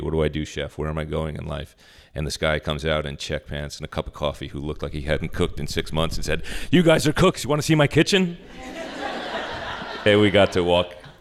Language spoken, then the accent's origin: English; Long Island, New York, United States; moved away as an adult; also born or lived in Manhattan / Arizona; now in Sacramento, United States; I grew up on Long Island, and I am, for those of you from New York, a bridge and tunnel person